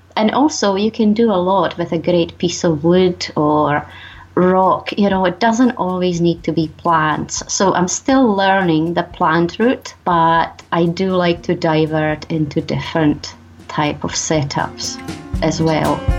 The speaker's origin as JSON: {"language": "English", "country": "Czechia", "moved": "yes", "lives_now": "Scotland, United Kingdom", "said": "I live in Scotland, but I'm originally from the Czech Republic"}